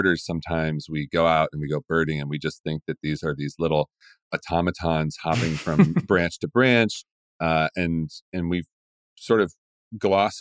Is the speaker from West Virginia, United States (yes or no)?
yes; West Virginia, United States; now in Portland, United States; I grew up in West Virginia